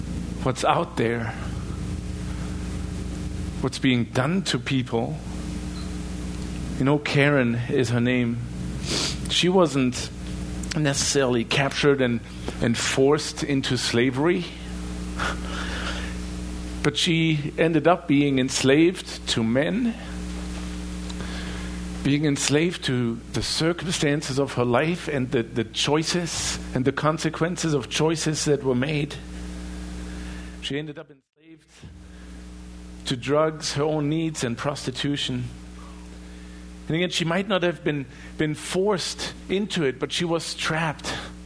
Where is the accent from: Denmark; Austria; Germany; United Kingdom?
Germany; In my home country in Germany, we all have seen the images of people being enslaved for their ethnicity, being placed in concentration camps.